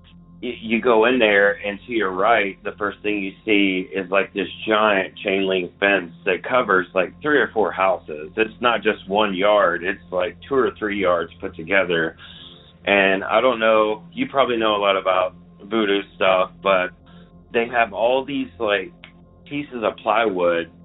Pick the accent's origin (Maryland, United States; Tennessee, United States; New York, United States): Tennessee, United States; Memphis; moved away; I am originally from Memphis